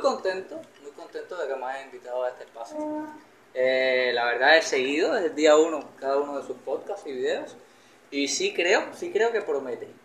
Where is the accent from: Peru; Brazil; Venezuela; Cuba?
Cuba; moved away as an adult; now in Mexico; siendo cubano